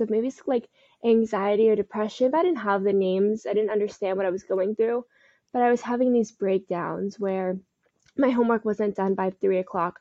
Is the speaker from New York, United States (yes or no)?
no; Parkland, Florida, United States; also born or lived in Fort Lauderdale, Florida; I am from South Florida. I grew up in Parkland, and currently I live in Fort Lauderdale